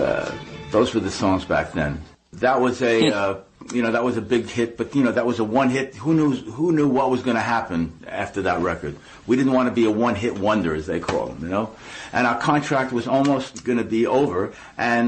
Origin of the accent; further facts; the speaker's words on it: New York City, New York, United States; when I was about 15 years old, I lived in Brooklyn, New York, in a little town called Brighton Beach.